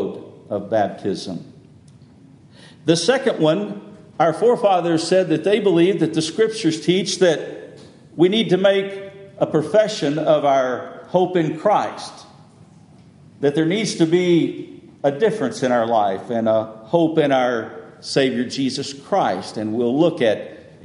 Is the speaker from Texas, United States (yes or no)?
yes; West Texas, United States; now in Bel Air, United States; I grew up in West Texas and went to the church there